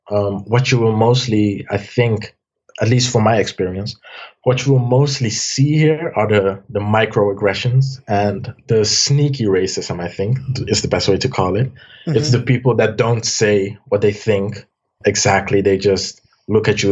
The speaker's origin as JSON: {"language": "English", "town": "Amsterdam", "region": "North Holland", "country": "Netherlands", "tie": "born or raised there", "also_born_or_lived": "Almere", "said": "I was born in Amsterdam. I later moved to Almere"}